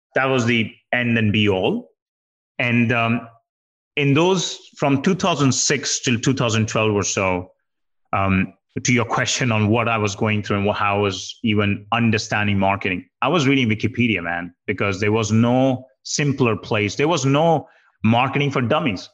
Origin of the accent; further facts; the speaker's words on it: India; I grew up in India and you know did my major in computer science